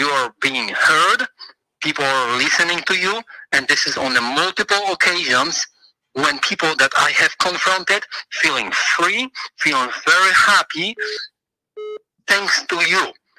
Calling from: Pennsylvania, United States; I'm from Pennsylvania.

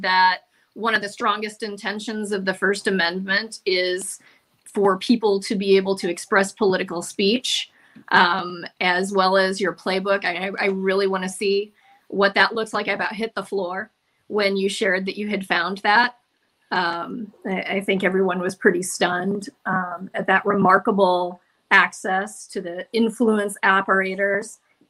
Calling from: Oregon, United States; I am from Oregon

